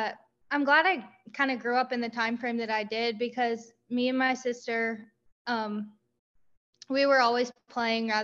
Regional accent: Marshall, Missouri, United States; also born or lived in Southern Iowa; We moved to Marshall when I was really little

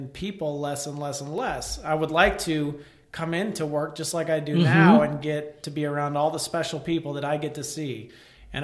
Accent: Elsah, Illinois, United States; I grew up in Elsa, Illinois, you know, we were surrounded by woods

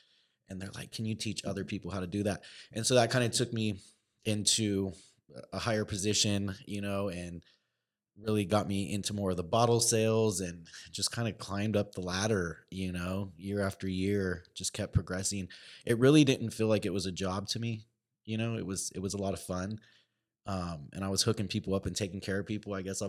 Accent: California, United States; And I had a buddy I grew up with back in California, and he was working in a club.

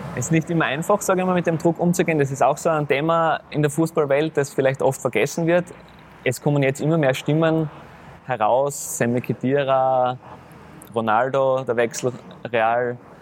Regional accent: Graz, Styria, Austria; moved away; ich komme wieder in meine Heimat zurück, in meine Heimatstadt, zu meinem Heimatclub

